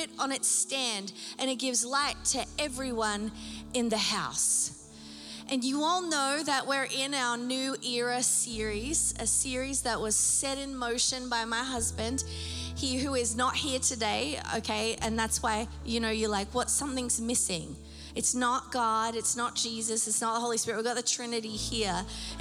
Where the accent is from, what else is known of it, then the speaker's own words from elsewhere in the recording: Newcastle, New South Wales, Australia; growing up in Australia, just being around the beach all the time, we lived 5 minutes from the beach. Okay, and my local beach was called Nobby's Beach.